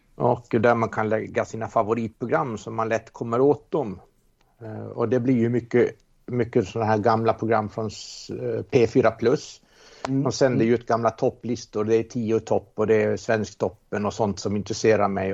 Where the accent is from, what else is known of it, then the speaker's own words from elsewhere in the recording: Åland Islands; Jag är ålänning